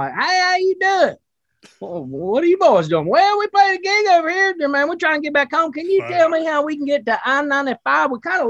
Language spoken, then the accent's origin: English; Wilkesboro, North Carolina, United States; accent: Southern; I'm from a place called Wilkesboro, North Carolina.